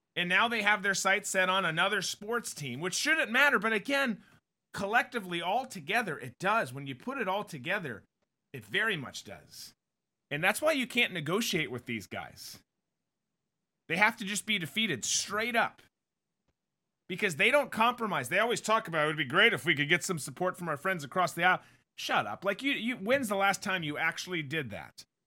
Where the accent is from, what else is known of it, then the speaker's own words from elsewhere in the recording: Minnesota, United States; now in Jacksonville, United States; I grew up in Minnesota